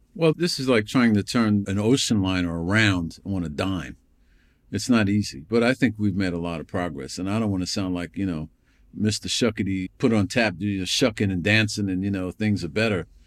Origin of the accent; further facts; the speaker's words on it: New York, United States; I grew up in New York